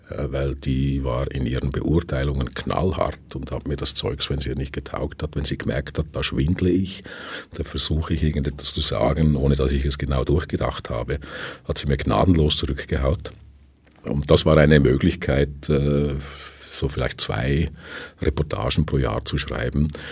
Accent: Switzerland; now in Vienna, Austria; dass ich als Schweizer, der in Wien lebt, halt nicht immer oder selten in die erste Wahl gerate

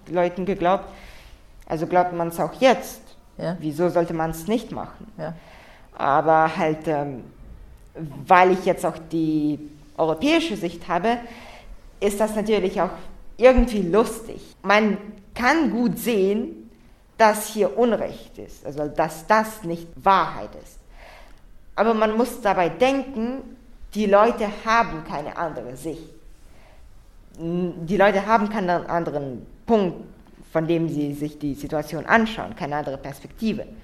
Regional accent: Russia; Mir ist eigentlich noch nichts passiert, weil ich Russe bin, aber ich spreche ohne Akzent und halt, man sieht es halt nicht.

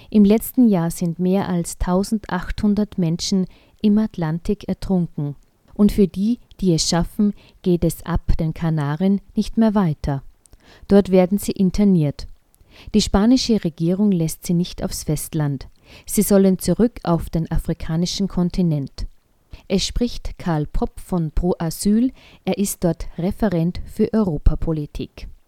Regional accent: Austria; Moria ist bei uns in Österreich ein eher bekanntes Flüchtlingslager.

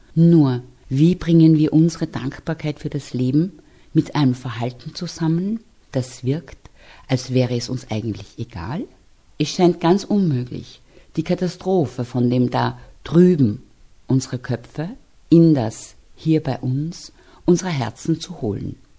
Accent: Austria; Wir hier in Österreich

